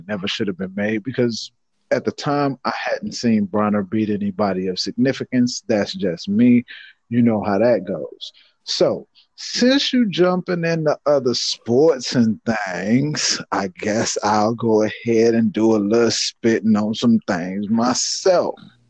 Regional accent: Chicago, Illinois, United States; yes, I am from Chicago.

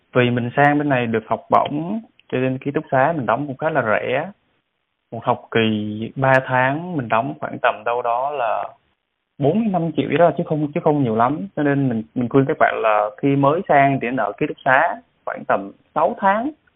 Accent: Vietnam; now in South Korea; mình là người Việt Nam

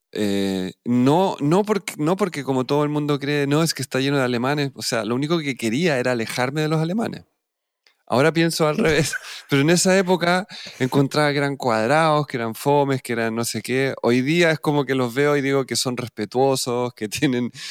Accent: Lima, Peru; born there; pues yo nací en Lima

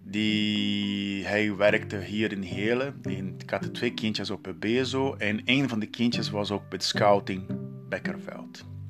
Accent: Brazil; Dutch is a second language; moved away as an adult; now in Netherlands; ik kom uit Brazilië

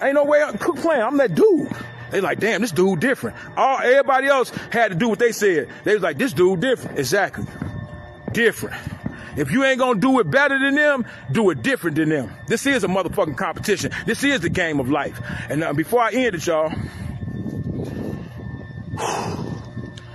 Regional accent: Chicago, Illinois, United States; I'm from Chicago

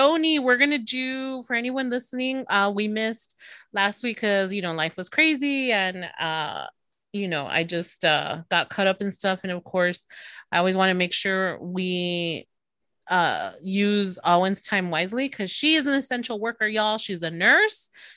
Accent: Texas, United States; I'm from Texas

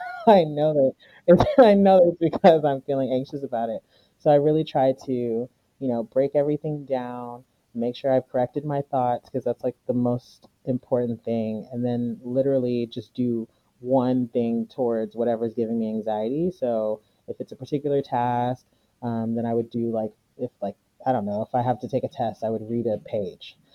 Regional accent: United States; I was born here and I grew up here, so I'm pretty much American

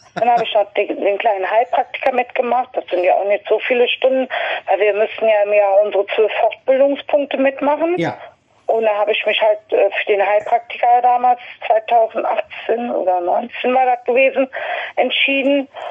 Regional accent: Westerwald, Rhineland-Palatinate, Germany; moved away as an adult; also born or lived in Meckenheim, North Rhine-Westphalia / Berlin; bin im Rheinland äh, geboren, in Meckenheim und bin halt äh, weiter aufgewachsen im Westerwald

